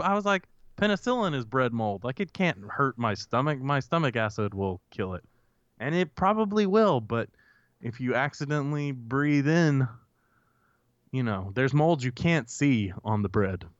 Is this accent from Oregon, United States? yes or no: no; Grenada, Mississippi, United States; I grew up in Grenada, right? So with access to Grenada Lake